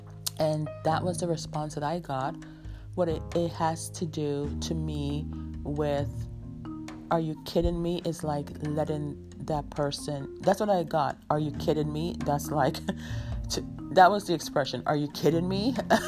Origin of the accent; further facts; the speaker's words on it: New York, United States; I have a friend that we grew up with in New York